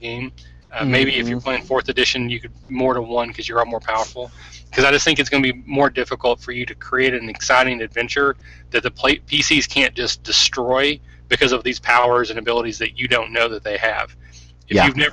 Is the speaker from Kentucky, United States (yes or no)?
yes; Kentucky, United States; I'm a hick from Kentucky